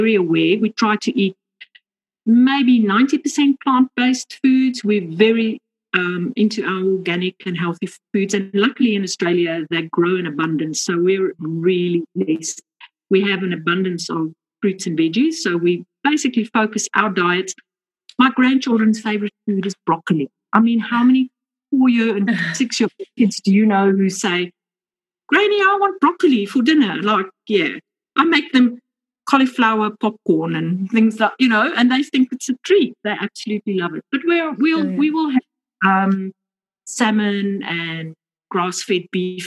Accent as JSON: {"language": "English", "country": "South Africa", "accent": "South African", "moved": "yes", "said": "I'm originally from South Africa. You might pick that up accent. So I was born in Africa."}